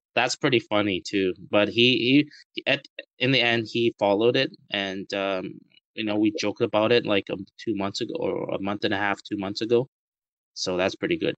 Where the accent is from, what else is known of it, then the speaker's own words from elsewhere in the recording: Vancouver, British Columbia, Canada; moved away as an adult; now in Taiwan; I was born in Taiwan, and both of my uh, parents are Taiwanese. And I immigrated to Canada when I was six years old. Um, I went to Vancouver and lived in Vancouver for over 22 years of my life, and I moved back to Taiwan in 2013